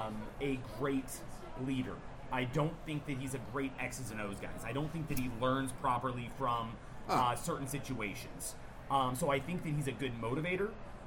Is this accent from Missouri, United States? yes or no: no; Montana, United States; moved away as an adult; also born or lived in Oregon; now in Portland, United States; Well, I'm from Montana originally.